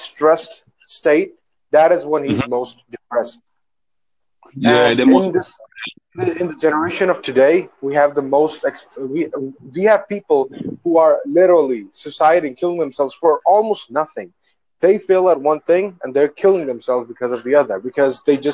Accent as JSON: {"language": "English", "country": "Pakistan", "said": "I'm from Asia. I don't know if you've heard about it. Pakistan"}